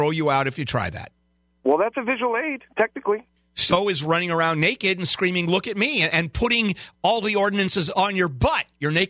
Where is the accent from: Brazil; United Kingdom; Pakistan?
Pakistan; English is a second language; moved away as an adult; now in United States